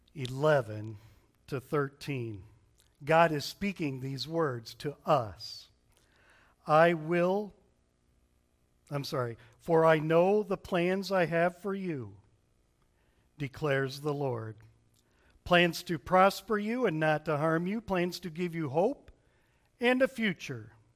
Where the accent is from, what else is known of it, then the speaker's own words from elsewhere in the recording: Berrien Springs, Michigan, United States; moved away; we grew up in Berrien Springs, Michigan. It's in the southwestern corner of Michigan.